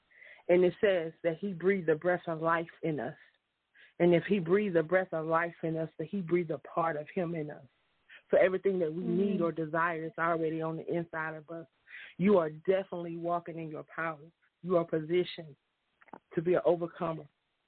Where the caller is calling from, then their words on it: Union City, Georgia, United States; I'm calling from Union City, Georgia tonight.